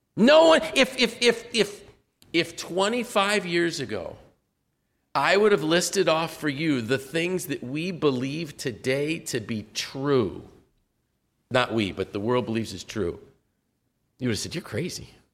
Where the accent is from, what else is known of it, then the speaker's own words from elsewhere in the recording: United States; I was blessed to be able to be raised in this nation